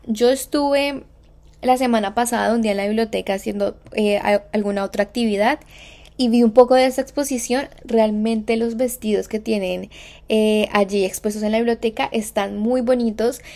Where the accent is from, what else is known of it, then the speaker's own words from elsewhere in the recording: Colombia; moved away; yo soy de Colombia